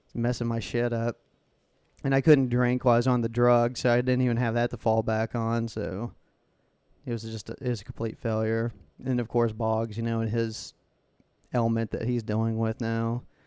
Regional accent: United States; being American

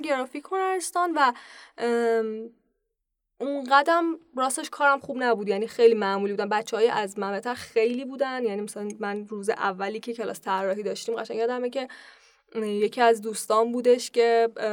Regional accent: Pakdasht, Tehran Province, Iran; born or raised there

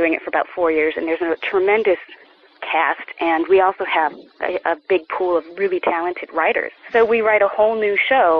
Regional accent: Chicago, Illinois, United States; I grew up around Chicago.

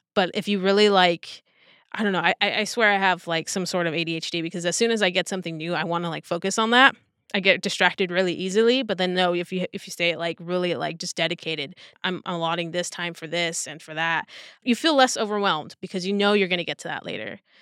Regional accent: Southern California, United States; born and raised in Southern California. So, like, L A was only about an hour away

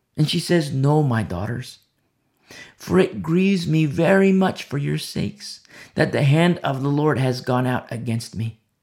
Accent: United States; I'm American. And I teach presently from America

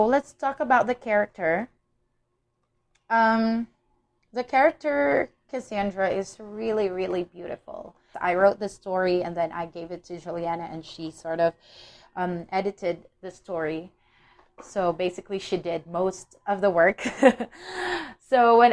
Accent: Philippines; I'm from the Philippines

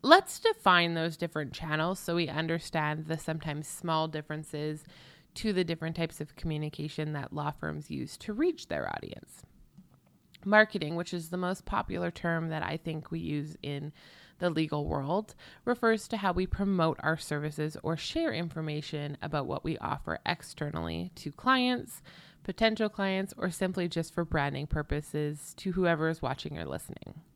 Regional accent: Canada; I'm clearly Canadian

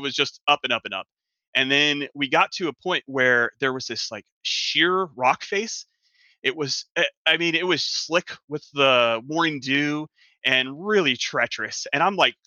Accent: Florida, United States; I'm from Florida, and I'm a flatlander

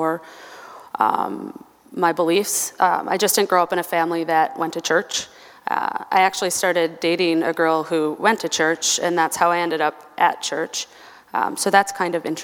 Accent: Albert Lea, Minnesota, United States; I grew up in a small town, Albert Lea, Minnesota, which is about an hour and a half south of here

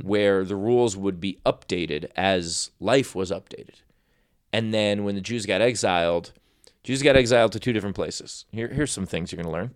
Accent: New York City, New York, United States; moved away; East Coast, born and raised in New York City

